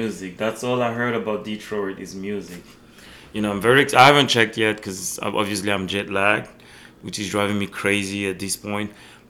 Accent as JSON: {"language": "English", "country": "Belgium", "tie": "born there", "said": "Remember, I was born in Belgium, and I always told Belgium invented techno."}